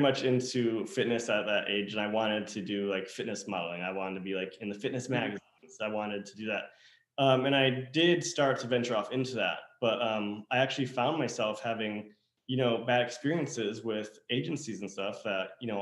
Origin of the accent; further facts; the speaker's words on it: upstate New York, United States; moved away; we both come from upstate New York, small town, very small town in rural New York